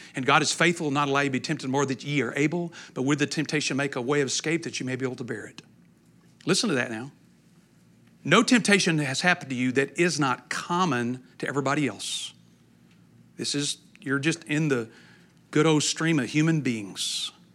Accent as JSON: {"language": "English", "region": "East Texas", "country": "United States", "said": "I'm from East Texas"}